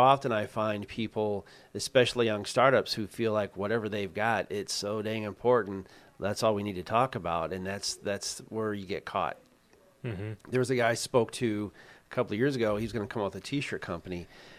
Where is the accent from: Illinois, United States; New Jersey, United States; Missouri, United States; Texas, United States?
Missouri, United States; And I grew up in Missouri, the show me state.